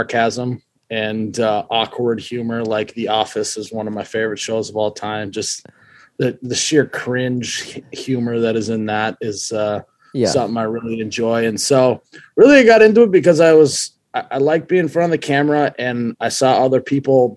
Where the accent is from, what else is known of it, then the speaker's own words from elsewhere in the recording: Fargo, North Dakota, United States; also born or lived in Moorhead, Minnesota; I was born and raised here in Fargo, North Dakota. I'm still here.